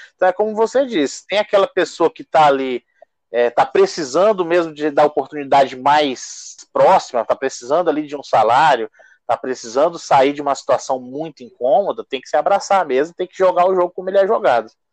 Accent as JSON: {"language": "Portuguese", "region": "Acre", "country": "Brazil", "said": "enquanto acriano, enquanto torcedor do Rio Branco"}